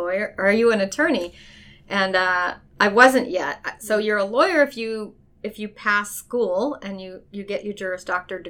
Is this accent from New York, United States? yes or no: no; Cleveland, Ohio, United States; I grew up in Cleveland, Ohio